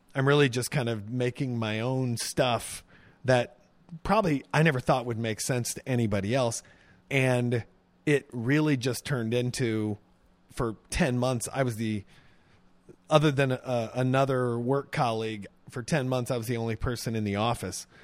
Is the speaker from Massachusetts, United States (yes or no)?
no; Pontiac, Illinois, United States; moved away as an adult; also born or lived in Zuni, New Mexico; I grew up in, uh, Pontiac, Illinois, which is a small town